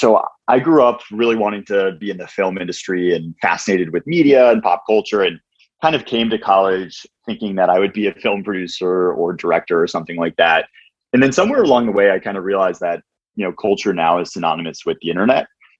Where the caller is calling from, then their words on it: California, United States; I'm in the Bay Area, one of the last remaining people here.